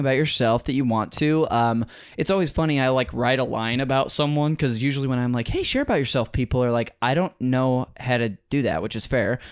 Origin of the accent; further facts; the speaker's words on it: Modesto, California, United States; I'm from Northern California.